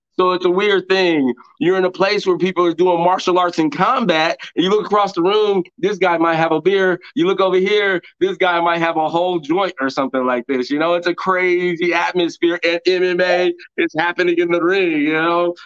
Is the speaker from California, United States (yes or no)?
no; Oklahoma, United States; I'm born and raised in Oklahoma, but I traveled across the country a lot.